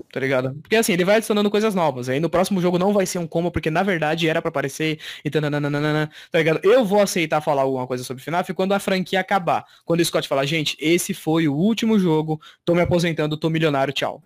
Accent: Brazil; eu sou brasileiro

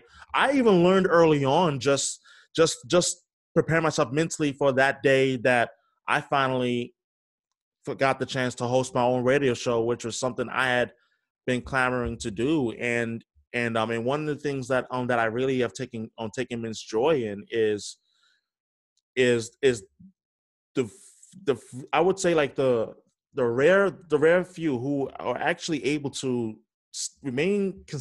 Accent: New York City, New York, United States; moved away as an adult; now in Boston, United States; I'm originally from New York, born and raised

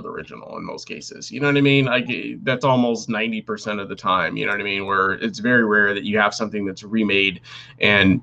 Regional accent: United States; I'm American

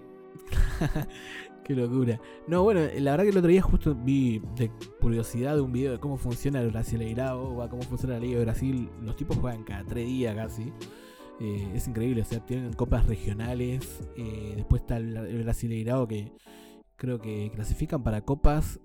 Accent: Argentina; uno como argentino

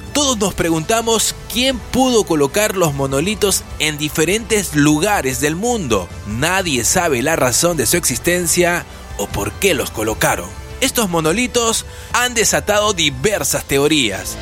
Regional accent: Peru; Soy el peruano

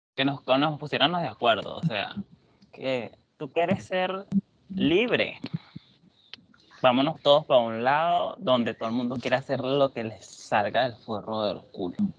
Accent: Venezuela; moved away; venimos de Venezuela

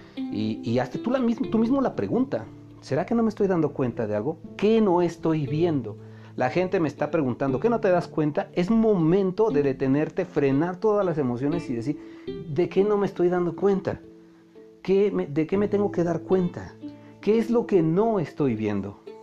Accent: Mexico; cómo somos los mexicanos

